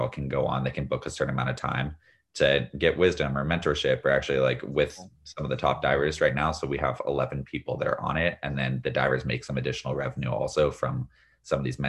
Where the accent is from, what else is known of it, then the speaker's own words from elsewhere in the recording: Northern California, United States; growing up in Northern California